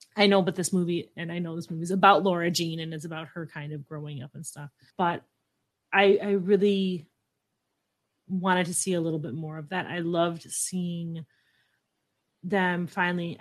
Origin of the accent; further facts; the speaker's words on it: Midwest, United States; I'm from the Midwest